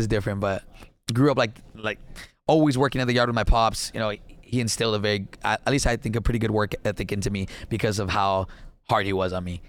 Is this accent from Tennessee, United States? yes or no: no; Laredo, Texas, United States; moved away as an adult; now in Dallas, United States; first generation, born and raised in Laredo, Texas